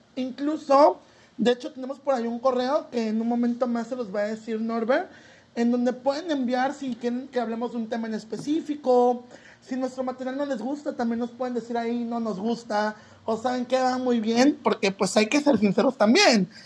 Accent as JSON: {"language": "Spanish", "town": "Soledad de Doblado", "region": "Veracruz", "country": "Mexico", "tie": "born or raised there", "said": "Soy originario de Veracruz, de un pequeño pueblito que está a unos 40 minutos que se llama Soledad Doblado"}